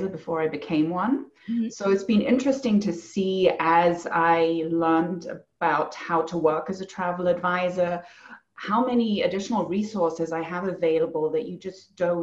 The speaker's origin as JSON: {"language": "English", "country": "Germany", "tie": "born or raised there", "also_born_or_lived": "England / France", "moved": "yes", "lives_now": "Bend, United States", "said": "I grew up in Germany mostly. My mother's English, so I spent a lot of time there."}